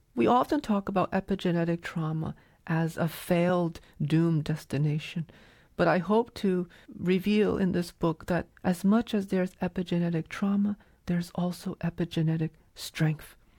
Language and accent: English; New England, United States; growing up in New England